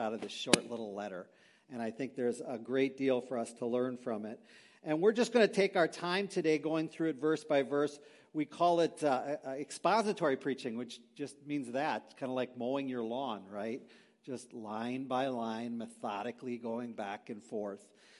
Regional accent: Green Bay, Wisconsin, United States; moved away as an adult; also born or lived in Milwaukee; Christine and I grew up in Green Bay, so we're not too far away from our homeland

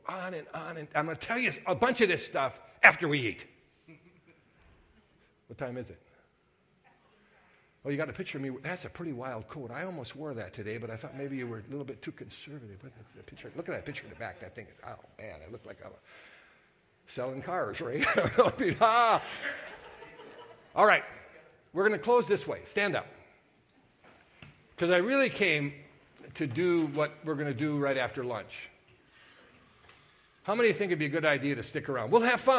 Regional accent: Sturgeon Bay, Wisconsin, United States; I was raised in Sturgeon Bay during Bart Starr

